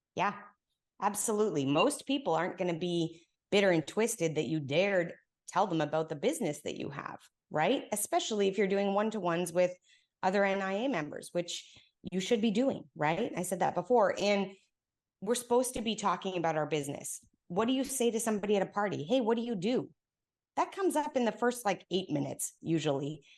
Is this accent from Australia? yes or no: no; Canada; moved away as an adult; now in Texas, United States; I've been here now in Texas for ten years, but I'm Canadian